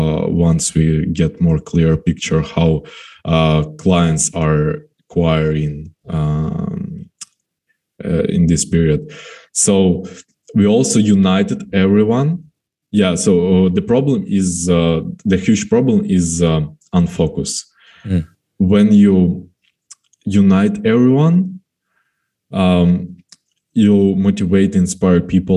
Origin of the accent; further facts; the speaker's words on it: Kremenchuk, Poltava Oblast, Ukraine; now in Kyiv, Ukraine; I'm in my hometown, in Kremenchuk